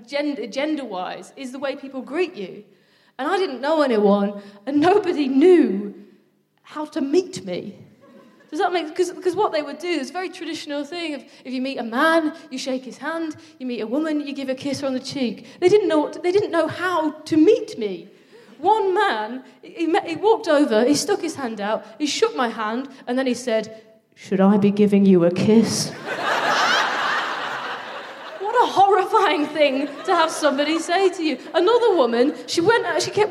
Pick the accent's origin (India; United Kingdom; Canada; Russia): United Kingdom; Midlands; I'm from the Midlands, and I sort of struggle with the parts of my identity. Sometimes I feel more southern, sometimes I feel more northern, sometimes I just feel very Midlands.